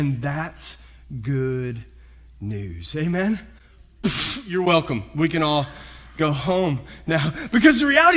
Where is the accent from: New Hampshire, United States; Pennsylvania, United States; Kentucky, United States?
Kentucky, United States; moved away as an adult; also born or lived in Visalia; I grew up in Kentucky